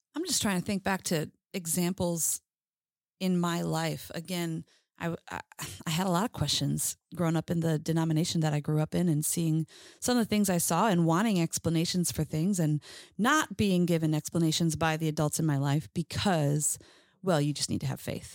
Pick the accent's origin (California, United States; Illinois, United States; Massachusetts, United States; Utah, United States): Illinois, United States; Chicago; from Chicago, where everyone has a nickname